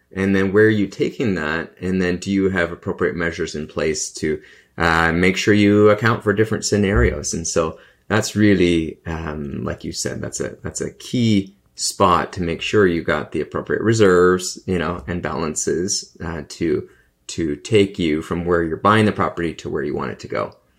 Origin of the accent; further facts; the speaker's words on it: Canada; I'm a Canadian